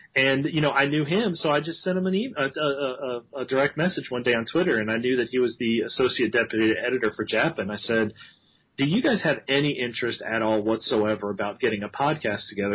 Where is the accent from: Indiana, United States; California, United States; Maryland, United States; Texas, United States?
Maryland, United States; moved away; also born or lived in Alabama; I grew up in Maryland